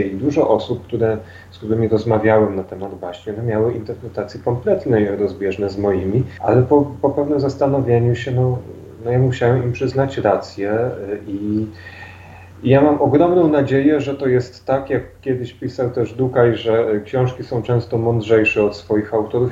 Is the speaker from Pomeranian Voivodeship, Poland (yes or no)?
no; Dębica, Subcarpathian Voivodeship, Poland; moved away as an adult; now in Kraków, Poland; mimo że od kilku lat mieszkam w Krakowie, no dalej jak się mnie ktoś zapyta, skąd jestem, to jestem z Dębicy.